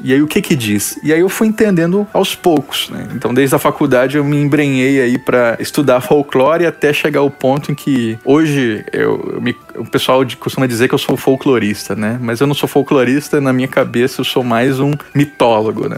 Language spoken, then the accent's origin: Portuguese; Campo Grande, Mato Grosso do Sul, Brazil; Eu sou de Mato Grosso do Sul, né? Campo Grande, Mato Grosso do Sul